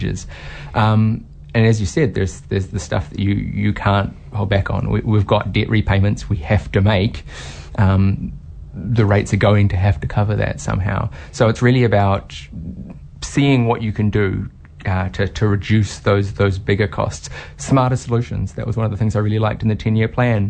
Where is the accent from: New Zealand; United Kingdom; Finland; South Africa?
New Zealand; Whangarei, Northland; moved away as an adult; now in Hamilton, New Zealand; I'm originally from Northland, from Whangarei, and I ended up staying.